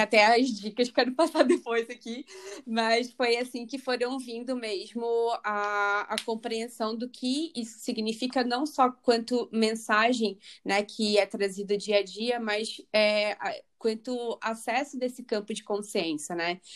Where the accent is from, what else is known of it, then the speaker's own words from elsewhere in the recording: Rio de Janeiro, Brazil; moved away as an adult; now in London, United Kingdom; eu sou carioca, nasci no Rio, Agora eu estou morando aqui em Londres